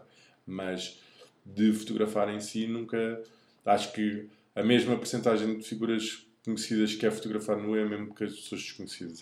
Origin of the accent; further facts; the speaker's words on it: Lisbon, Portugal; sou aqui de Lisboa